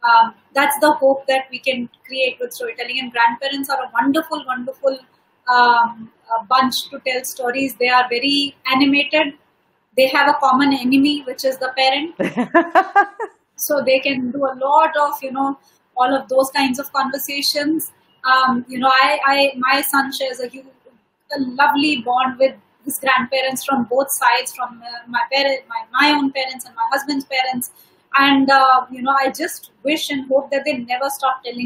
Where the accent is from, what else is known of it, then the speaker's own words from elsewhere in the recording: Delhi, India; Growing up in Delhi